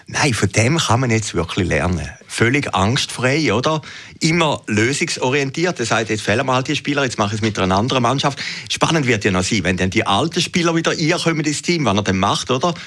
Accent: Zürcher Weinland, Zurich, Switzerland; Ich bin ja eigentlich aus dem Zürcher Wieland, aber in dem Moment bin ich natürlich Schaffhauser

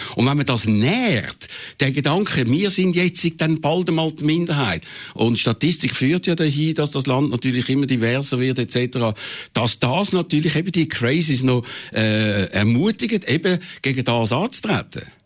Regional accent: Switzerland; wir als Schweizer

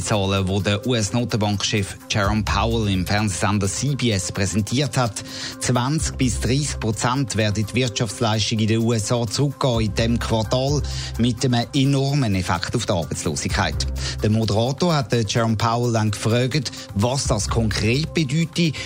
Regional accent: Switzerland; bei uns in der Schweiz

